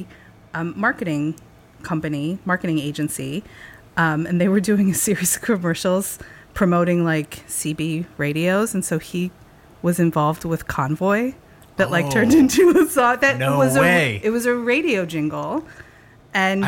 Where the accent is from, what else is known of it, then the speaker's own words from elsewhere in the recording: Omaha, Nebraska, United States; also born or lived in St. Louis, Missouri; I was raised in Omaha